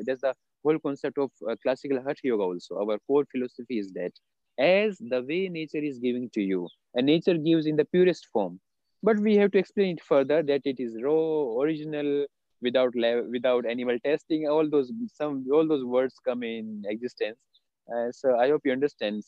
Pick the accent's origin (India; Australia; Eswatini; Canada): India; I was born in India, and of course, I'm living in India only now